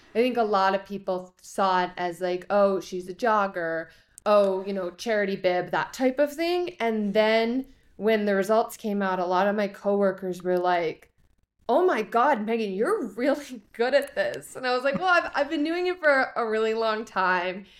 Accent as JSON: {"language": "English", "town": "Chicago", "region": "Illinois", "country": "United States", "tie": "born or raised there", "said": "I grew up in Chicago"}